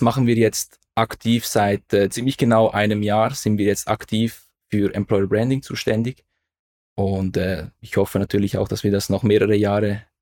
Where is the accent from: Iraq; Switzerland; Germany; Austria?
Switzerland; Aarau, Aargau; Also ich bin in Aarau zur Schule gegangen. Also da sind wir eigentlich fast Nachbarn gewesen. Also ich bin in der Nähe von, vom, von Aarau. Das ist die Hauptstadt unseres Kantons, also Kanton Aargau.